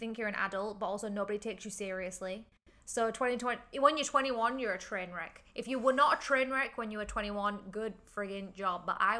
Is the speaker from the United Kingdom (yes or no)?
yes; England, United Kingdom; moved away as an adult; now in Hong Kong; I'm from England.